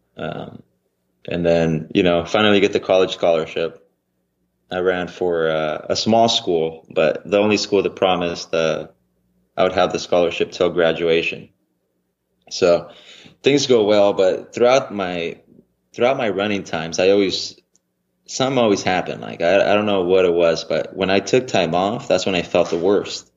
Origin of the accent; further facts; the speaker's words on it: about 35 minutes from Fresno, California, United States; it was just about actually 35 minutes from my hometown